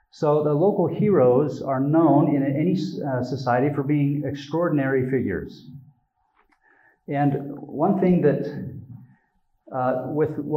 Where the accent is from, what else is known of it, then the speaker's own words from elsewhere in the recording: Utah, United States; I have a lot of Jewish friends, but I'm from Utah, so I didn't have a lot of Jewish friends growing up.